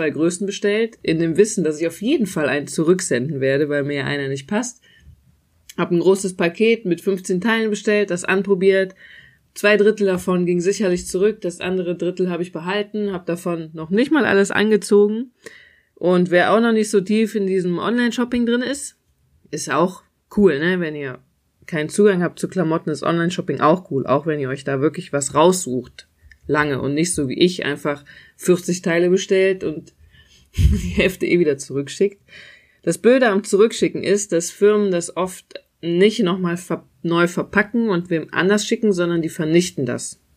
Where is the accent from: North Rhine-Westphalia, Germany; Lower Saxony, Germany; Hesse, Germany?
North Rhine-Westphalia, Germany; Euskirchen; ich komme aus Euskirchen, da konnte man auch shoppen gehen, aber halt nur bedingt, da gab's dann nicht so ausgefallene Sachen.